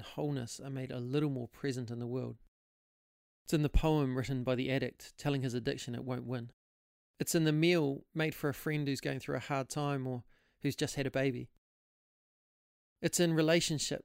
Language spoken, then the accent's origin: English; Hastings, Hawke's Bay, New Zealand; also born or lived in Auckland; now in Christchurch, New Zealand; I'm originally from Hastings in the Hawke's Bay